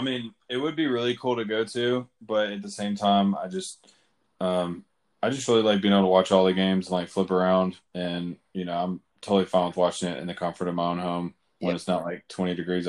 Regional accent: Memphis, Tennessee, United States; we're from Memphis. That's where we grew up.

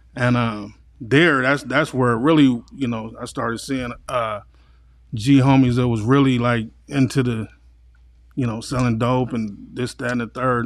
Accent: San Diego, California, United States; also born or lived in Los Angeles; I came out here in kindergarten and, you know, from then on, I, uh, lived with my grandparents

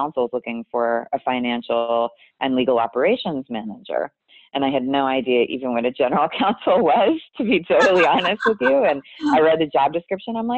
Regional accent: Pennsylvania, United States; moved away as an adult; now in California, United States; where I grew up in Pennsylvania

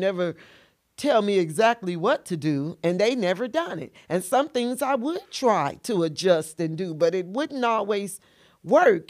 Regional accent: Tamms, Illinois, United States; also born or lived in Carbondale, Illinois; I'm originally from Tams, Illinois

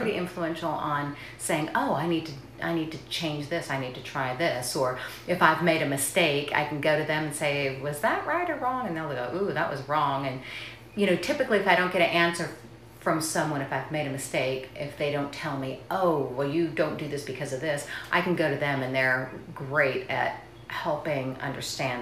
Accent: California, United States; moved away as an adult; also born or lived in Nashville, Tennessee / West Virginia / Virginia / Douglasville, Georgia; now in LaGrange, United States; I was born and raised in California

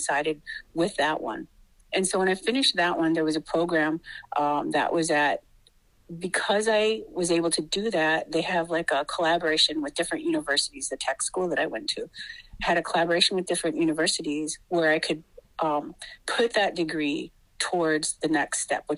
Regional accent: Wittenberg, Wisconsin, United States; I come from Pachinunk, and that is Wittenberg, Wisconsin. And I've been there for a number of years. I grew up there

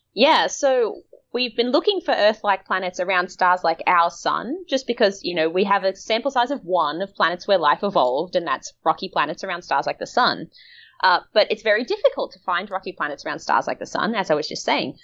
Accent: Australia; I'm from Australia, which is like the melanoma capital of the world

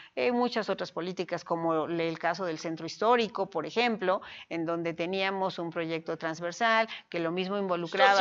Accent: Puebla, Mexico; Amo a mi tierra, sin duda amo a Puebla, amo al Estado y soy una mexicana

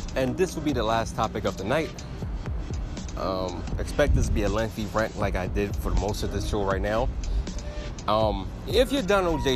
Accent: United States; Yes, I am an American citizen. I was born in America

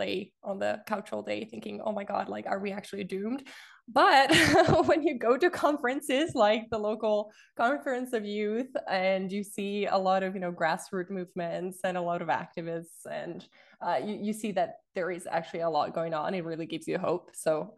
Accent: Italy; now in Vancouver, Canada; I'm from Europe, specifically from Italy.

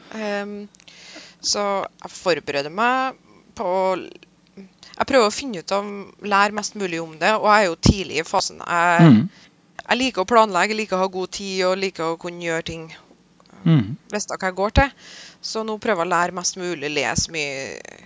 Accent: Vikna, Trøndelag, Norway; Vekna, hjemplassen min

